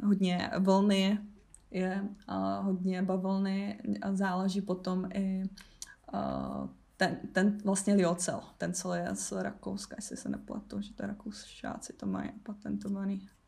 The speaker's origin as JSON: {"language": "Czech", "town": "Havířov", "region": "Moravian-Silesian Region", "country": "Czechia", "said": "jsem z Havířova, což je 20-30 minut od polských hranic"}